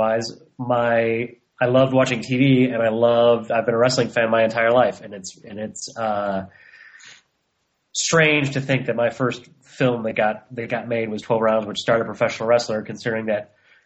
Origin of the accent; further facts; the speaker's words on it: Chicago, Illinois, United States; moved away as an adult; now in Los Angeles, United States; I was born and raised in suburban Chicago on the south side of Chicago.